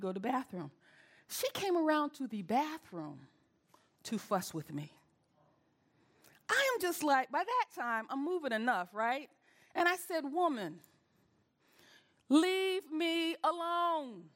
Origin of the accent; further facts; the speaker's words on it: the South, United States; I'm from the South